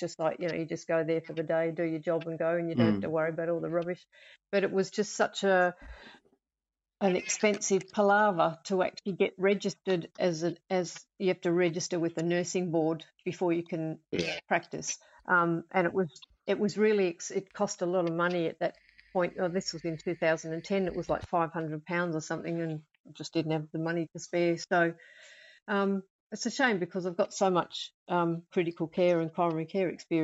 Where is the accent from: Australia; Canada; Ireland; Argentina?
Australia; moved away as an adult; now in United Kingdom; I'm Australian, and for 30-odd years, I was an intensive care nurse, coronary care, all that kind of stuff. But I don't do that anymore now that I've moved here